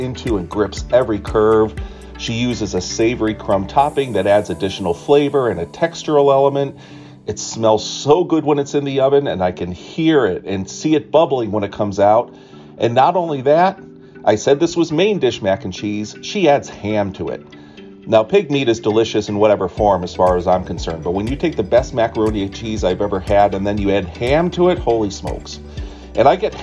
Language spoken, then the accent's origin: English; the North, United States; now in Staunton, United States; I grew up in the North, and I never knew of macaroni and cheese as anything but a main dish until we moved south